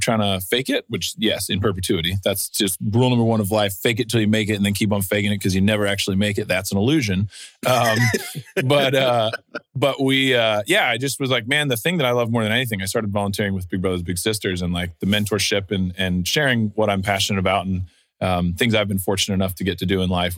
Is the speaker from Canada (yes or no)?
no; Austin, Texas, United States; I grew up in Austin playing in a bunch of punk rock and hardcore bands